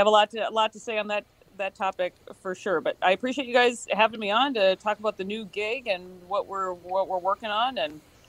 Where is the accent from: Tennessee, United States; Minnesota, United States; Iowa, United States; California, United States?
Minnesota, United States; Worthington; I'm from Worthington. My dad has a business there. Loved the place. Had a great childhood and left there to be in TV.